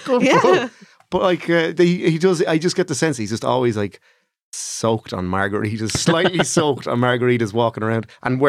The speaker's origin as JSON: {"language": "English", "town": "Navan", "region": "County Meath", "country": "Ireland", "tie": "born or raised there", "said": "It's like growing up in Navan, that's the only way I could..."}